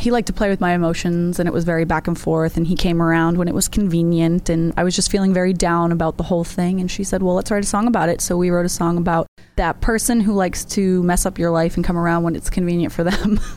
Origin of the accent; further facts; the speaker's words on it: York, Maine, United States; I am a country pop singer songwriter. I'm from York, Maine, but I play all over New England.